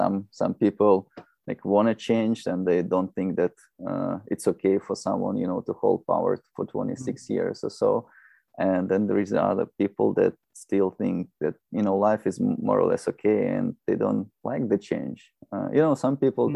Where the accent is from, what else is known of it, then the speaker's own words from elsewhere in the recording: Minsk, Belarus; English is a second language; now in United States; I was born in Minsk. It's in Belarus.